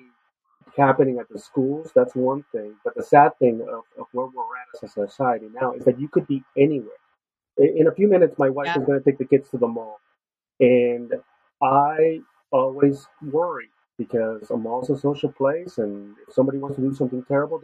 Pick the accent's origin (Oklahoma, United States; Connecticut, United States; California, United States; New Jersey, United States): California, United States; Los Angeles; born or raised there; moved away